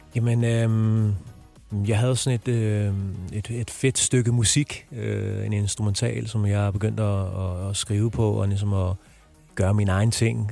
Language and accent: Danish; Brøndby Strand, Capital Region of Denmark, Denmark; jeg er vokset op i Brøndby Strand